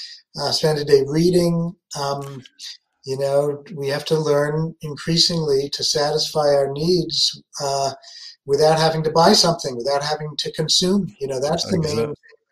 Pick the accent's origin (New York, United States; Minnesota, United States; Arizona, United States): New York, United States; New York City; moved away as an adult; now in Berlin, Germany; I grew up in New York City, in the Bronx